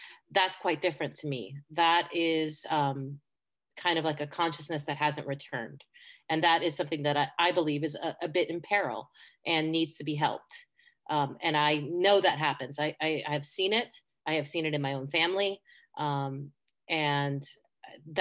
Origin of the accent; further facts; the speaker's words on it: Seattle, Washington, United States; also born or lived in Spain; I was born in Spain to two American parents who left in late 1979. So I was seven and we moved to Seattle